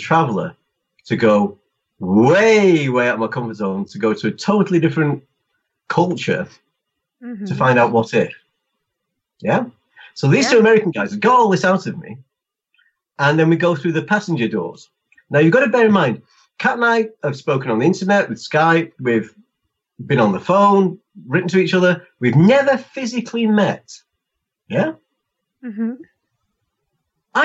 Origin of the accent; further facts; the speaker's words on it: England, United Kingdom; I'm English